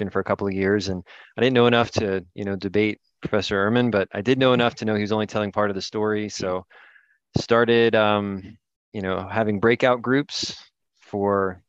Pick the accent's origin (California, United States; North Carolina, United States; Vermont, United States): North Carolina, United States; So I'm originally from North Carolina, where I'm recording from right now.